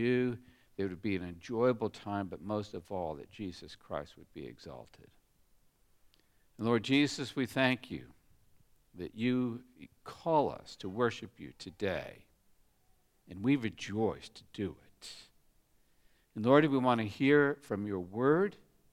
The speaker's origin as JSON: {"language": "English", "country": "United States", "tie": "born or raised there", "moved": "yes", "lives_now": "Australia"}